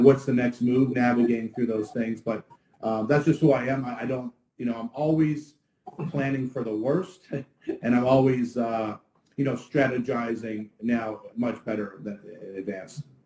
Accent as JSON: {"language": "English", "town": "Ottawa", "region": "Ontario", "country": "Canada", "moved": "yes", "lives_now": "Fort Lauderdale, United States", "said": "I'm actually originally from Ottawa, Canada, and uh, now we're here in the Sunshine State."}